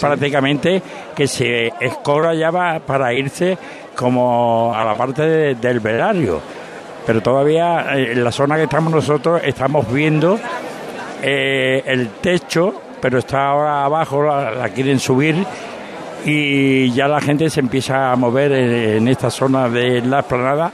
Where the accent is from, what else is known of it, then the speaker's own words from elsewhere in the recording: Moguer, Andalusia, Spain; De Moguer